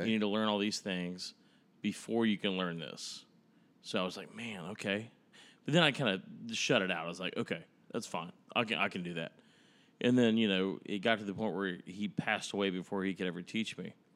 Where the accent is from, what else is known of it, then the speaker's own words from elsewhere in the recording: Dallas, Texas, United States; also born or lived in Tyler, Texas; So, Dallas, Texas, where I was born, raised, and spent, I mean, ninety percent of my life until I was eighteen